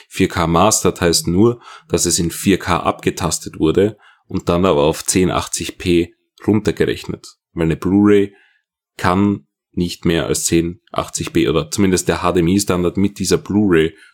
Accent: Austria; Als Österreicher ist das etwas ungewohnt.

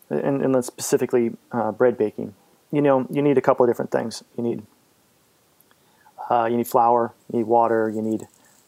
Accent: Fairfield, Iowa, United States; moved away; I grew up in Fairfield

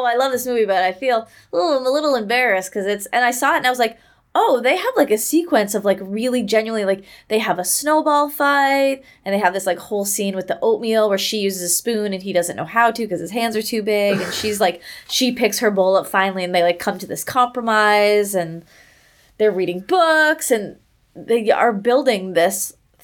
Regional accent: Somerville, Massachusetts, United States; now in Los Angeles, United States; my hometown, Somerville, Massachusetts

